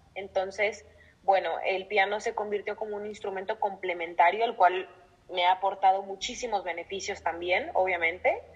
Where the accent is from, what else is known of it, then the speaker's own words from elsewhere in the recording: Mexico; moved away as an adult; now in Madrid, Spain; soy violinista, soy mexicana y actualmente me encuentro en Madrid, en España